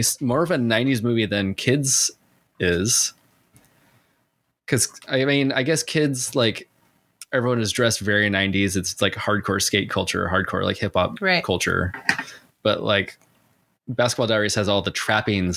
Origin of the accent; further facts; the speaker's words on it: San Diego, California, United States; I was from San Diego